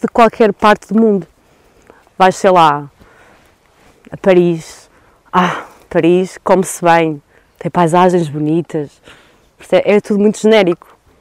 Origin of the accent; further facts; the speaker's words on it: Douro, Norte, Portugal; eu sou do Douro, eu nasci aqui